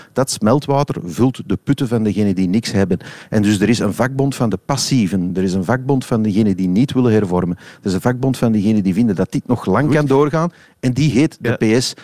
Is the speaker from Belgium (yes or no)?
yes; Flanders, Belgium; als Vlamingen